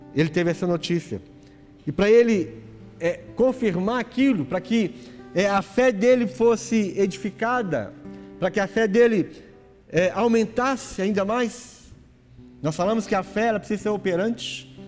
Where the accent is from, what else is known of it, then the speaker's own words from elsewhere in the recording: Brazil; Nós somos brasileiros, brasileiro